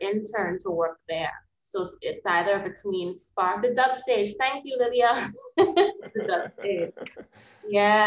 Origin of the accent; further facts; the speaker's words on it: Bahamas; moved away as an adult; also born or lived in United States; I'm from the Bahamas.